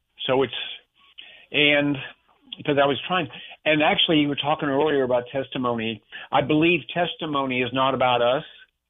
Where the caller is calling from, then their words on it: Jacksonville, Florida, United States; Jacksonville, Florida.